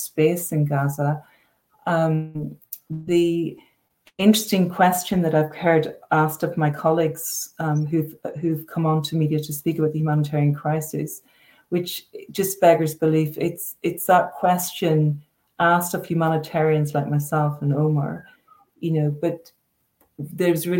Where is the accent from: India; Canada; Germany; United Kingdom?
United Kingdom; Northern Ireland; I'm from Northern Ireland and, you know, lived, you know, through the Troubles